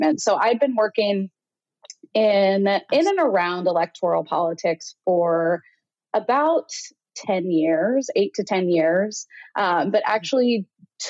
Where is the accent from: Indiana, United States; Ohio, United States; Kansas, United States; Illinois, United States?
Indiana, United States; moved away as an adult; also born or lived in Chicago / New York; Born and raised in Indiana, had lived in Chicago for 6 years after graduating from Ball State, and then moved to New York, where I lived for another 6.5 years